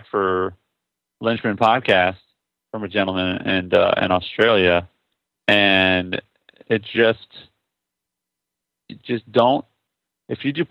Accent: Indiana, United States; I'm from Indiana

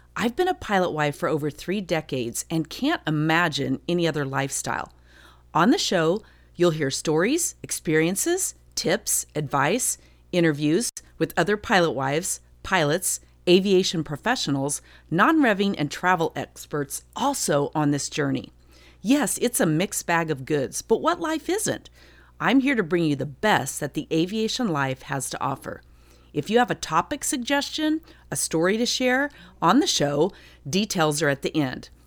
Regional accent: Durango, Colorado, United States; I'm from Durango originally, so I'm a Colorado

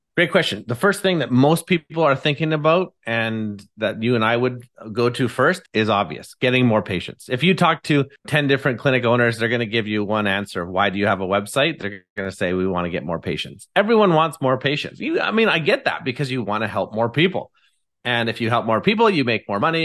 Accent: Abbotsford, British Columbia, Canada; I'm from Abbotsford, British Columbia, and live here with my lovely wife, Haley

